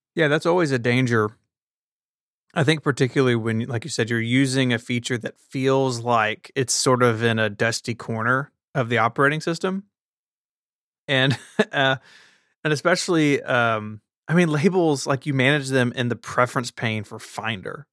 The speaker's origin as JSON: {"language": "English", "town": "Memphis", "region": "Tennessee", "country": "United States", "tie": "born or raised there", "said": "Memphis is in my hometown"}